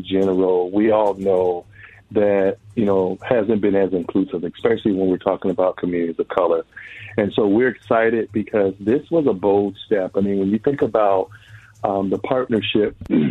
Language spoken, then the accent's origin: English; Minneapolis–Saint Paul, Minnesota, United States; I grew up here in the Twin Cities